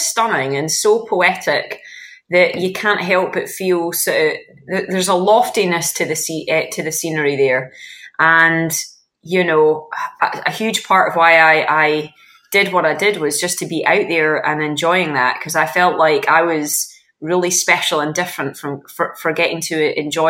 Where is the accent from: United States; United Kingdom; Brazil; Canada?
United Kingdom; Scotland; growing up in Scotland